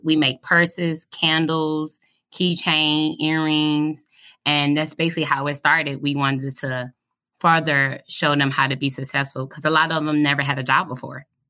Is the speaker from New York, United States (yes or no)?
no; Detroit, Michigan, United States; moved away as an adult; now in Kentucky, United States; I'm from Detroit, Michigan.